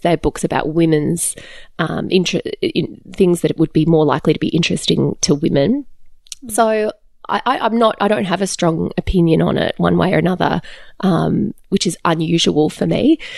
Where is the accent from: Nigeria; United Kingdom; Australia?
Australia; also born or lived in Calgary, Alberta, Canada; I'm Australian born, but we lived in Canada for three years yes. and we lived in Calgary in Alberta